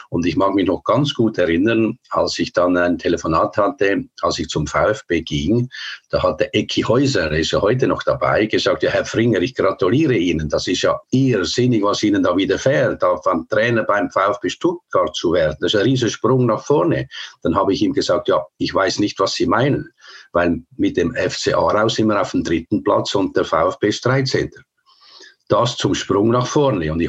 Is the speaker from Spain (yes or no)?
no; Switzerland; Es war schon so, der Schlechtere, wir waren der Schlechtere als Schweizer, wir haben uns überall umgeschaut.